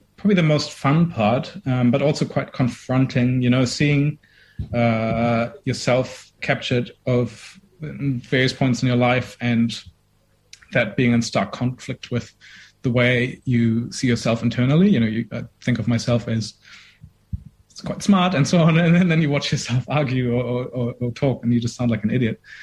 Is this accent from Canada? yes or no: no; Germany; moved away as an adult; now in Dunedin, New Zealand; I grew up in Germany for 20 years, but my mom's Indian